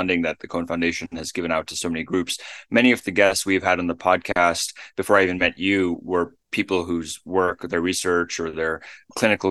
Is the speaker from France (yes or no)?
no; Namibia; I was born in Namibia